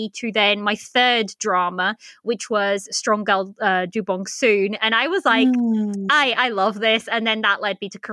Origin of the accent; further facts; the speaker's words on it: Portugal; now in United Kingdom; I live in the UK. I'm originally from Portugal, but I was born in Portugal, but moved to the UK.